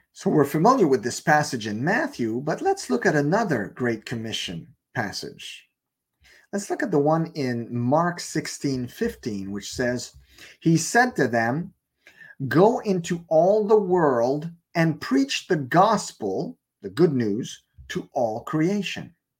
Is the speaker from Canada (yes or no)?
yes; Canada; I was born in Canada, therefore I am a Canadian citizen